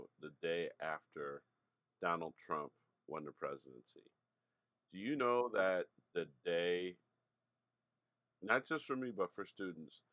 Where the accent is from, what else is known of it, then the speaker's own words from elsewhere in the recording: South Suburbs of Chicago, Illinois, United States; also born or lived in Hyde Park, Chicago; I was working back in my hometown